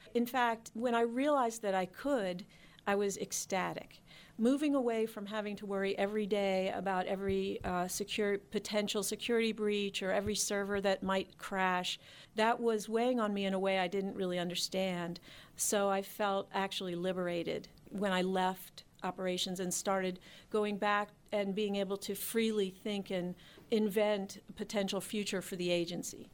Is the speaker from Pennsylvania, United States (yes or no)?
yes; Philadelphia, Pennsylvania, United States; moved away as an adult; also born or lived in Washington, D.C. area; I'm from Philadelphia, and I had been in Philadelphia in banking